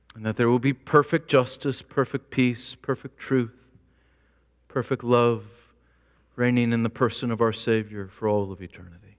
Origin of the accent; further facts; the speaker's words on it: United States; I'm an American.